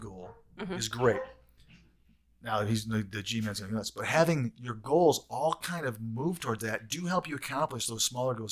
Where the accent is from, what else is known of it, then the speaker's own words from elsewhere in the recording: Saginaw, Michigan, United States; moved away; I grew up in Saginaw, Michigan